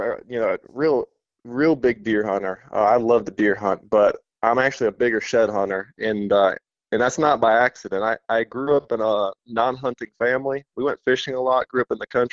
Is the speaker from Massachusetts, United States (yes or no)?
no; North Carolina, United States; also born or lived in Mississippi / Indiana; from North Carolina. I'm a wildlife biologist, grew up here, went to school here